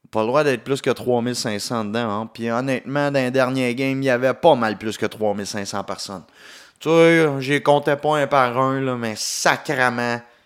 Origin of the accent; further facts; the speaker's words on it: Quebec, Canada; accent: Québécois; mon accent québécois